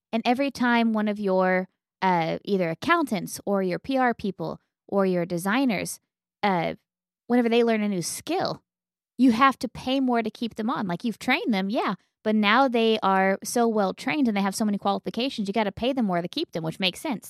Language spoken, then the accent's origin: English; Western Oklahoma, United States; I'm from Western Oklahoma